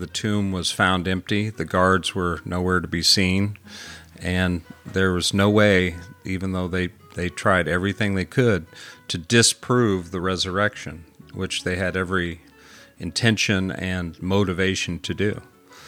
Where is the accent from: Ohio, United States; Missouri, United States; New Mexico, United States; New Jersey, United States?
Missouri, United States; Jefferson City; I grew up in Jeff City